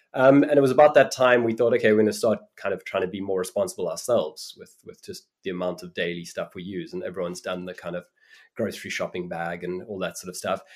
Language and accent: English; Cape Town, Western Cape, South Africa; moved away; also born or lived in New York; I grew up in Cape Town in South Africa